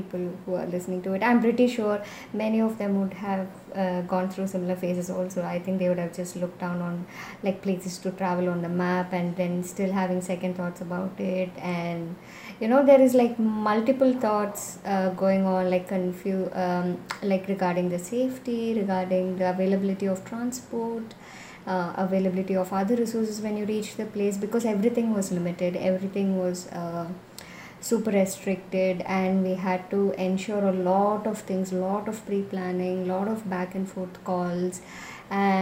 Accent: Chennai, Tamil Nadu, India; I'm from Chennai and I'm a landscape and travel photographer.

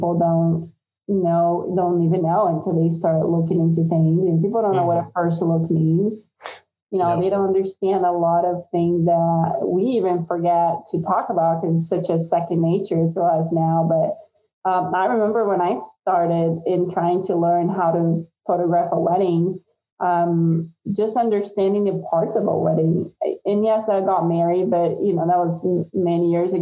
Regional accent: Brazil; moved away as an adult; now in United States; I'm from Brazil originally

